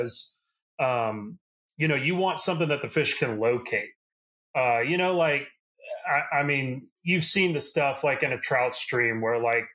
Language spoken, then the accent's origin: English; South Louisiana, United States; I'm from South Louisiana. I've grown up here my whole life.